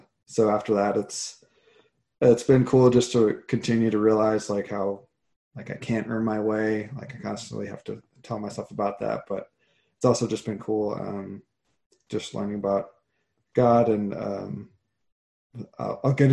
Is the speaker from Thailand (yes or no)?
no; Iowa, United States; moved away as an adult; I grew up in Iowa. That's until I moved out here in 2007